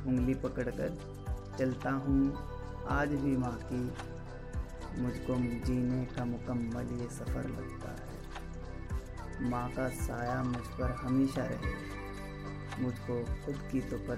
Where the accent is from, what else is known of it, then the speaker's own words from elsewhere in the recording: Muzaffarnagar, Uttar Pradesh, India; और मैं मुजफ्फरनगर उत्तर प्रदेश का रहने वाला हूँ